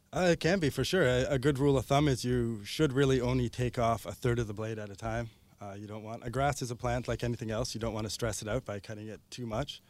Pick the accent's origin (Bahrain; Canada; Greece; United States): Canada; Ontario; now in Victoria, Canada